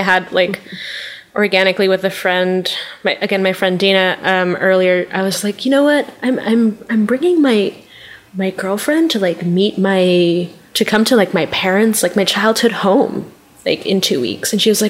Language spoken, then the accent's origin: English; New York, United States; also born or lived in Long Island; Oh, I grew up in Flushing, Queens.